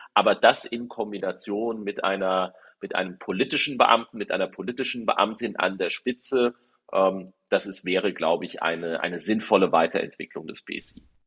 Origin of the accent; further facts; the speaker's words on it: Darmstadt-Dieburg district, Hesse, Germany; hier im Landkreis Darmstadt-Dieburg gab es das auch, äh, wo ich herkomme